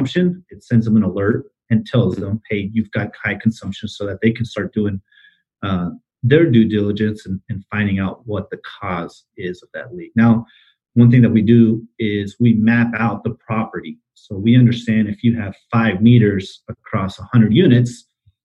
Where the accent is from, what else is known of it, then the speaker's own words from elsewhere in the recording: Arizona, United States; now in Dallas, United States; I grew up in Arizona.